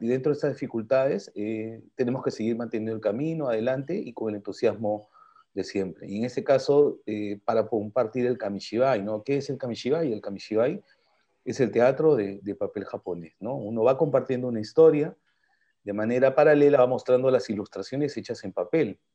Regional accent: Peru; soy peruano, pero también tengo mis raíces japonesas

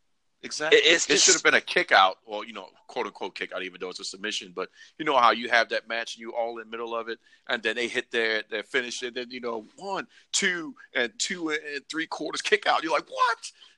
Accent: Silsbee, Texas, United States; and I'm about to beat you down because I'm from Silsbee, Texas.

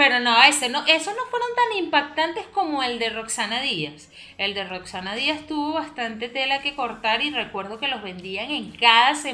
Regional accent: Venezuela; lo que pasa es que nosotros somos muy cerrados. Eh, o sea, como país o como sociedad venezolana, a veces somos un poquito más, más cerrados mentalmente.

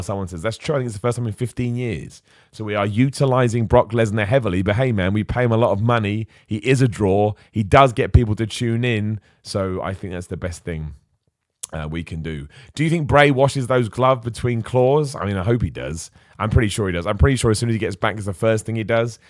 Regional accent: Luton, East of England, United Kingdom; moved away; I was born in Luton, so there's something really cool about going back to your hometown

